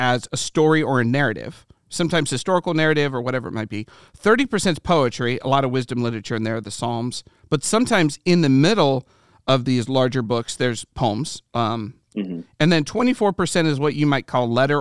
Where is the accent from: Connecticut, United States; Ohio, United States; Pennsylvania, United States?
Ohio, United States; I'm from Ohio